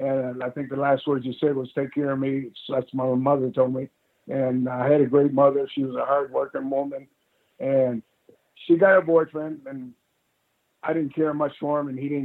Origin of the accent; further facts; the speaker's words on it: Canada; being Canadian.